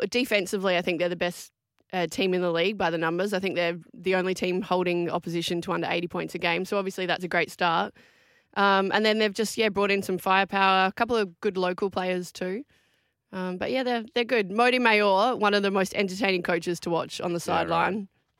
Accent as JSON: {"language": "English", "town": "Adelaide", "region": "South Australia", "country": "Australia", "tie": "born or raised there"}